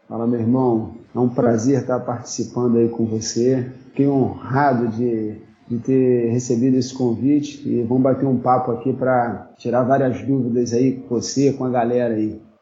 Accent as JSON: {"language": "Portuguese", "town": "Nova Iguaçu", "region": "Rio de Janeiro", "country": "Brazil", "tie": "born or raised there", "said": "sou nascido e criado aqui em Nova Iguaçu"}